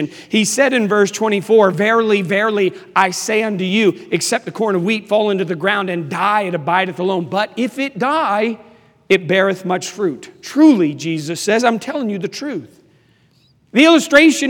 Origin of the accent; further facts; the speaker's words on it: Washington, District of Columbia, United States; moved away; also born or lived in Charlotte, North Carolina; I am from Washington, D.C.